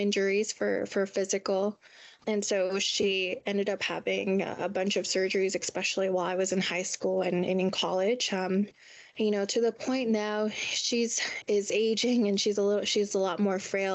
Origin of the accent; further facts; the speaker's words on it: National City, California, United States; I'm from San Diego, California, specifically National City